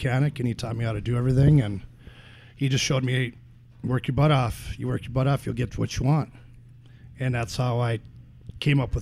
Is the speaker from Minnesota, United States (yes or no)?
yes; Dilworth, Minnesota, United States; also born or lived in Carrizo Springs, Texas; now in Williston, United States; they wanted to settle down. So they settled down in a little town in Minnesota called Dilworth